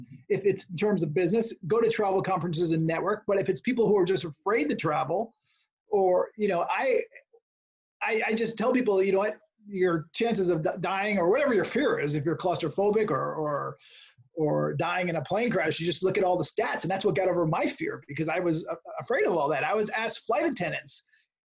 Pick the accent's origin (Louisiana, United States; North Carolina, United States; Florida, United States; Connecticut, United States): Connecticut, United States; now in California, United States; I grew up in Connecticut